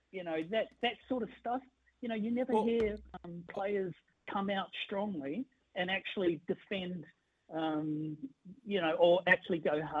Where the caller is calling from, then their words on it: Sydney, New South Wales, Australia; No, I'm actually calling from Sydney.